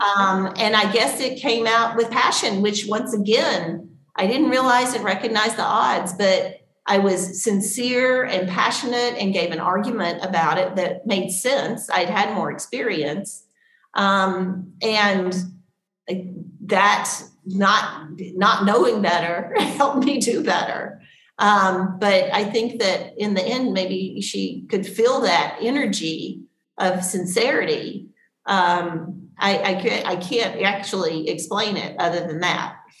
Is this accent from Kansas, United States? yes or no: no; Tennessee, United States; I grew up in Tennessee